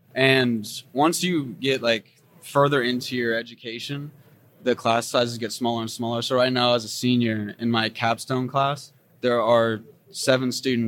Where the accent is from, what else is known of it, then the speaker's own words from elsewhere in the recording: San Antonio, Texas, United States; moved away as an adult; now in Gunnison, United States; I am from San Antonio, Texas, and I made my way up to Western Colorado